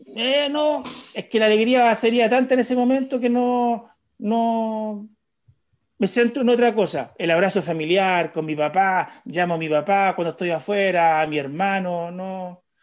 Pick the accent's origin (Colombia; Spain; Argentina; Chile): Chile; Viña del Mar, Valparaíso; soy de Viña, yo vivo en Viña